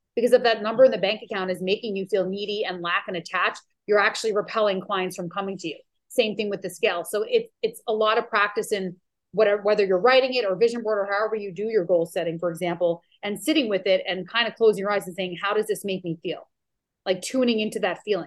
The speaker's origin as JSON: {"language": "English", "region": "New York", "country": "United States", "moved": "yes", "lives_now": "Maui, United States", "said": "I'm from New York"}